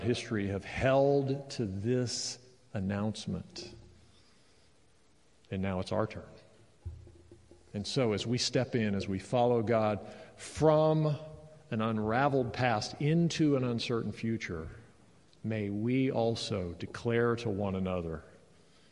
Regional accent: United States; as an American

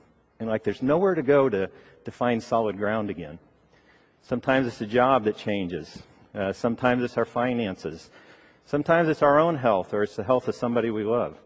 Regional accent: Ohio, United States; moved away; I grew up in Ohio

